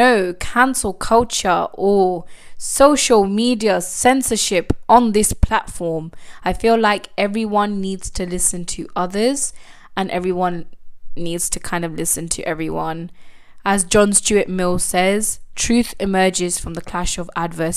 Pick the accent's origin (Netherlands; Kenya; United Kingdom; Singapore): United Kingdom; as a British born Indian, I'm actually very privileged and grateful to be born in this country.